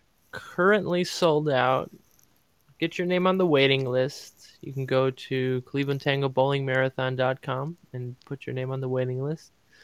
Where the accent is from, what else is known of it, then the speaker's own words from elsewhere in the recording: California, United States; That's my California voice. I'm from California.